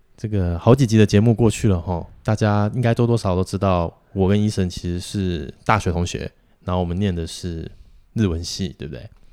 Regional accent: Taiwan; 我们台湾人

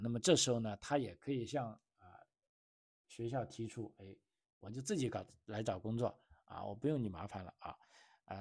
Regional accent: China; 按照我们中国人的，呃，中，中国学生的说法

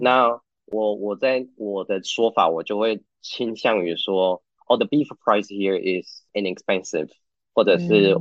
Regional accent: Taiwan; moved away as an adult; also born or lived in Canada; now in Uruguay; 对我们台湾人而言

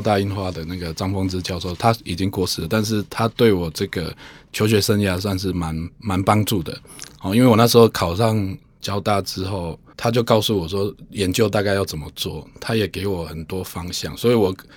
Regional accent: Taiwan; 我自己应该算是从乡下长大，所以会接触过很多不同的人士啦

